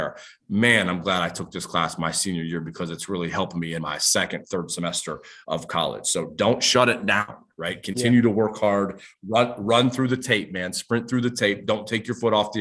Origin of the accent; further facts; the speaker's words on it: Youngstown, Ohio, United States; my hometown, which is Youngstown, Ohio